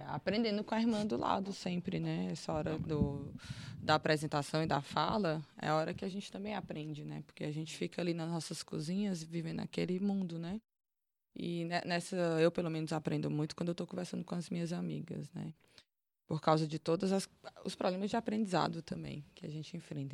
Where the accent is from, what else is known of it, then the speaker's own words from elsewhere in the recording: Teresina, Piauí, Brazil; moved away; also born or lived in Fortaleza, Ceará; Mas eu fui criada no Piauí, em Teresina